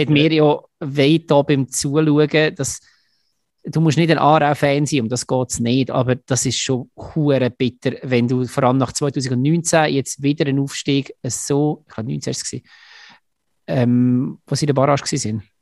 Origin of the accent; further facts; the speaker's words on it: Lucerne, Switzerland; wenn ich jetzt als Luzerner schnell rede, dann habe ich ehrlich gesagt nicht große Angst.